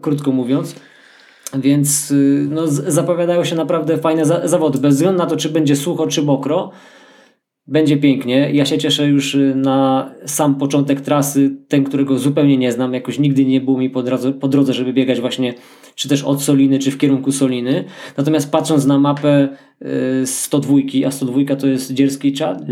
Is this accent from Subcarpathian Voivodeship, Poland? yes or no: yes; Bieszczady, Subcarpathian Voivodeship, Poland; moved away; my jesteśmy, no, autochtonami w pewnym sensie. No, ja takim, który z, już wyemigrował stamtąd, no, ale tam się urodziłem